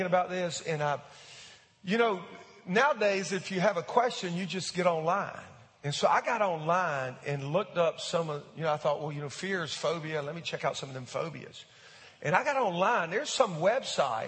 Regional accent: United States; as an American

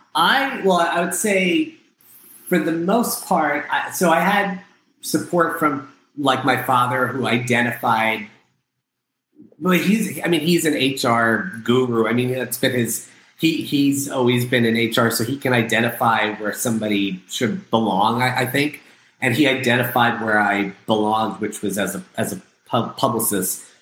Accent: Freehold, New Jersey, United States; I was born in a small blue collar town in New Jersey called Freehold

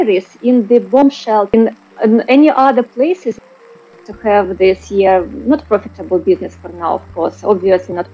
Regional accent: Kharkiv, Kharkiv Oblast, Ukraine; I'm Ukrainian. I was born in Ukraine, in Kharkiv

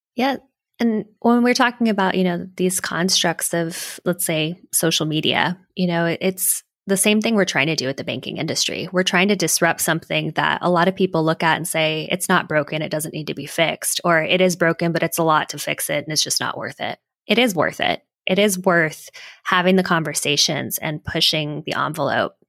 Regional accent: Hawaii, United States; moved away; also born or lived in Silicon Valley; I'm originally from Hawaii

